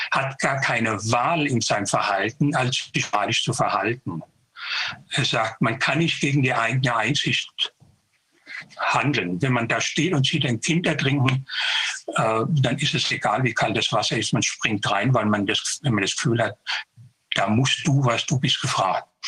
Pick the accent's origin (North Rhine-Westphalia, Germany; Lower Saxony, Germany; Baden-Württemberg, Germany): Baden-Württemberg, Germany; Konstanz; hier in der Nähe in Überlingen, ich bin aus Konstanz.